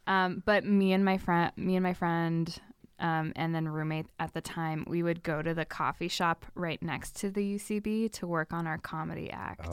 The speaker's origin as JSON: {"language": "English", "town": "Sacramento", "region": "California", "country": "United States", "tie": "born or raised there", "also_born_or_lived": "Los Angeles", "moved": "as an adult", "said": "I grew up in Sacramento, California"}